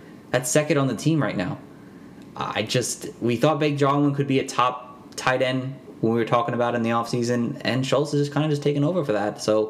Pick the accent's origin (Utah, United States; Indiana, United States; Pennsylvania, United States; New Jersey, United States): New Jersey, United States; we're both from Jersey here